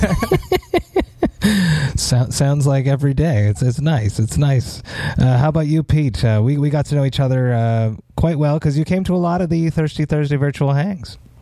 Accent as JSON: {"language": "English", "town": "Montreal", "region": "Quebec", "country": "Canada", "tie": "born or raised there", "said": "see a big ass show in my hometown"}